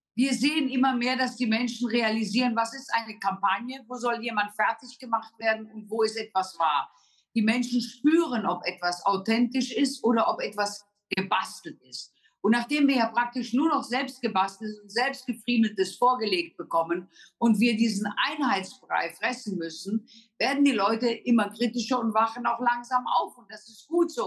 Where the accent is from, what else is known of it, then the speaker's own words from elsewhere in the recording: Germany; Wir haben als Deutsche